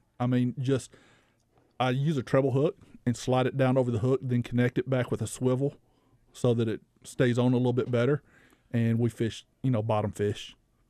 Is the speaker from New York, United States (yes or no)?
no; Helena, Arkansas, United States; I grew up in Helena, so I tend to go back over there and fish some of my old haunts.